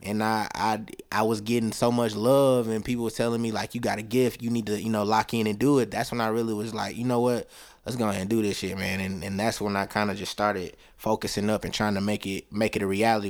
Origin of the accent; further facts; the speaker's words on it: Tuscaloosa, Alabama, United States; also born or lived in Huntsville, Alabama; I was born and raised in Tuscaloosa, Alabama, home of the Crimson Tide